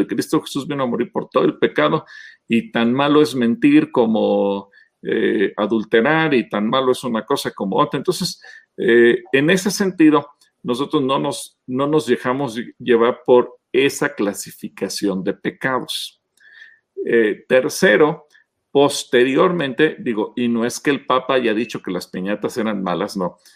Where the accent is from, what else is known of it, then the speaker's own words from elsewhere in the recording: Mexico; los mexicanos eh, nos ponemos la medalla de que somos uno de los pueblos más alegres del mundo